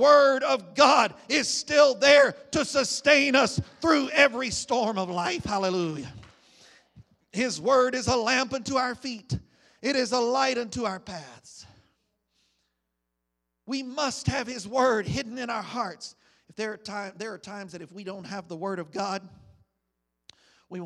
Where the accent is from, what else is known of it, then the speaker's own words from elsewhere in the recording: United States; As an American citizen